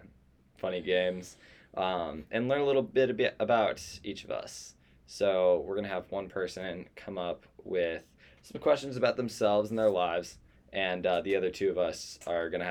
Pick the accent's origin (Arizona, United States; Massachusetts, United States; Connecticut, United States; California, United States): Arizona, United States; Nogales; I was born in Arizona. What was the town I was born called?